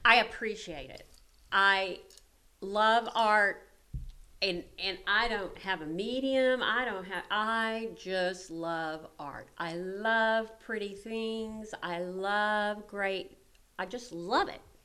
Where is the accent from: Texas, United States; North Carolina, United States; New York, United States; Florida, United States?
Texas, United States; Alice; I'm from Alice.